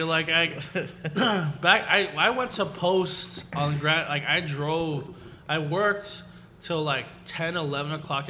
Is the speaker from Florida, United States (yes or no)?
no; Pico Rivera, California, United States; I grew up in Pico Rivera, which is like five cities over.